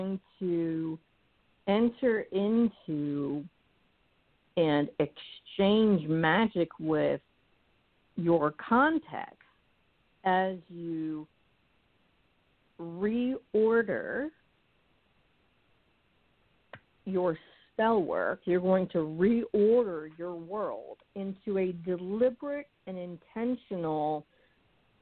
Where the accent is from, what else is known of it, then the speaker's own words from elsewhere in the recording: New England, United States; We are from New England.